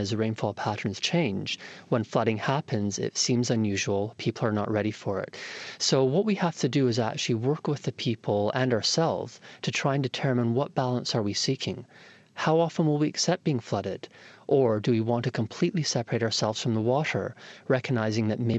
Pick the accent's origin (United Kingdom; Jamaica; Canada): Canada; Toronto, Ontario; I grew up in Toronto in Canada